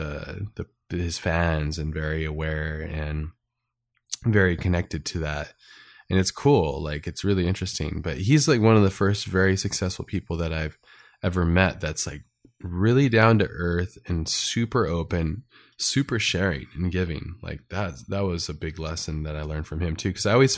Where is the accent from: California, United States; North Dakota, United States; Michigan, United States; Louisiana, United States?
California, United States; And I grew up in Southern California, and in Southern California, it's like really close and attached to like action sports.